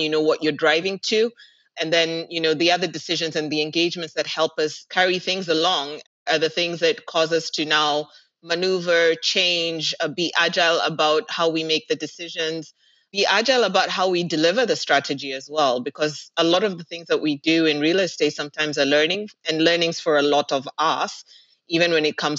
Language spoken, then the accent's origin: English; Kenya; moved away as an adult; now in Dubai, United Arab Emirates; I'm actually Kenyan in terms of where home is